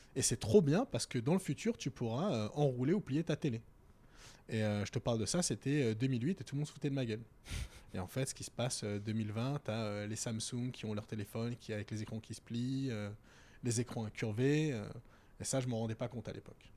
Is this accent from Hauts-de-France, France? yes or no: no; Val-de-Marne, Paris suburbs, Île-de-France, France; moved away as an adult; also born or lived in Strasbourg / Germany / Tokyo / London; now in Paris, France; quand tu grandis dans le 94 ou quand tu grandis en banlieue